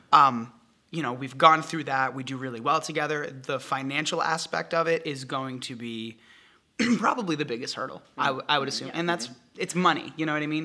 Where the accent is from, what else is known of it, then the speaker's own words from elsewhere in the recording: New Hampshire, United States; moved away as an adult; now in Los Angeles, United States; I'm from New Hampshire, and what took me out west to beautiful Los Angeles